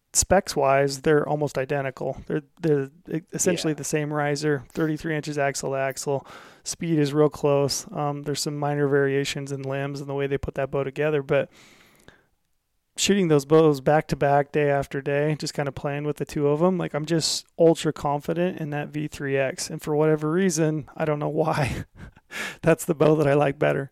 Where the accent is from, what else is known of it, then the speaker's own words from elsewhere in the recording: Utah, United States; we're both from Utah